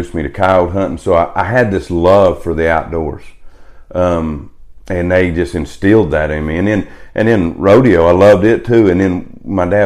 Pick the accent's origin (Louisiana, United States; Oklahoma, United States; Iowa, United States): Oklahoma, United States; Wellston; also born or lived in Edmond, Oklahoma; Edmond, Oklahoma is where I was born, right up there at Memorial Hospital, right there on 2nd Street, and then just grew up pretty much where I live now, Wellston, Oklahoma